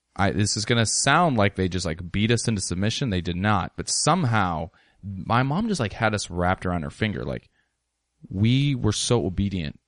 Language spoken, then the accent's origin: English; Ellensburg, Washington, United States; I grew up in Ellensburg